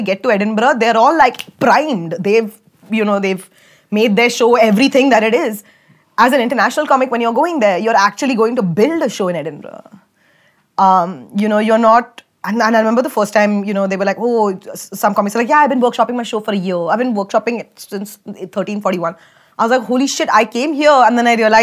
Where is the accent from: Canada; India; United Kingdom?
India; I'm from India